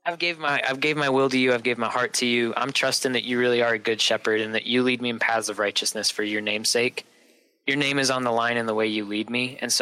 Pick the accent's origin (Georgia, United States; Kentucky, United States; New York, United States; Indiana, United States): Indiana, United States; South Bend; moved away as an adult; born and raised in northern Indiana.